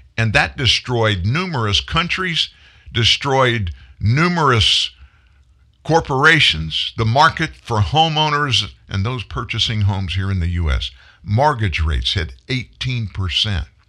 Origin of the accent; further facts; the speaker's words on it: the South, United States; I'm a Southerner